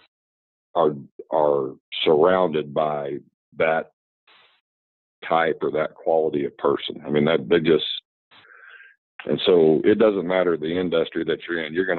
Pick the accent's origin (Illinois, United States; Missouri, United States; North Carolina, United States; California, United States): Missouri, United States; Lamar; also born or lived in Kirksville, Missouri; Lamar's my hometown. I have 7 sisters and 4 brothers